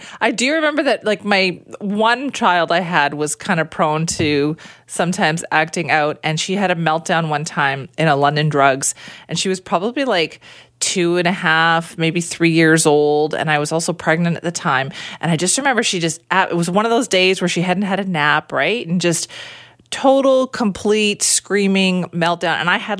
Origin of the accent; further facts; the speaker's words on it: India; even though like I am Indian, that is so hard to master because of how complex it all is with all the spices.